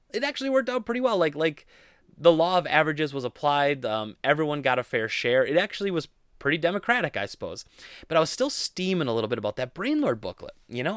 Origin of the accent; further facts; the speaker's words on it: Rochelle, central Wisconsin, United States; I grew up in Rochelle, uh, and that's where my family still lives